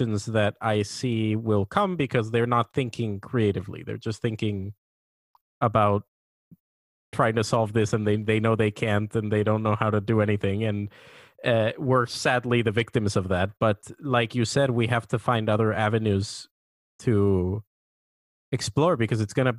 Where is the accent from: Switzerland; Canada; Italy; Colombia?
Colombia; now in United States; I'm from Colombia in South America